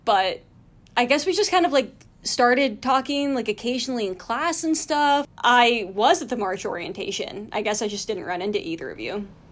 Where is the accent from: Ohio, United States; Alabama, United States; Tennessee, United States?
Ohio, United States; Athens County; moved away as an adult; also born or lived in North Carolina; now in New York City, United States; I grew up in Athens County, Ohio